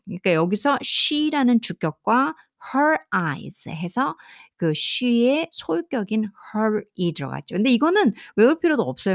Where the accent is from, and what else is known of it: South Korea; first language Korean